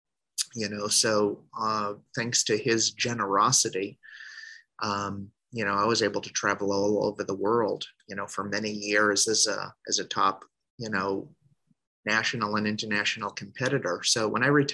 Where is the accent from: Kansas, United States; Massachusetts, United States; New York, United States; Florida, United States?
Massachusetts, United States; Boston; I was born in Boston, or suburbs of Boston